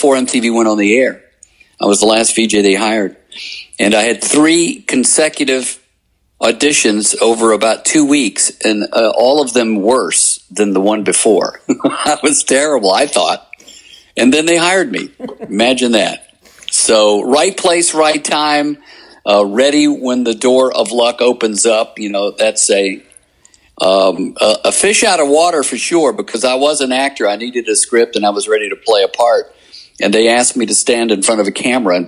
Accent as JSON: {"language": "English", "region": "Alabama", "country": "United States", "also_born_or_lived": "Mississippi / New York", "moved": "yes", "said": "I'm from Alabama"}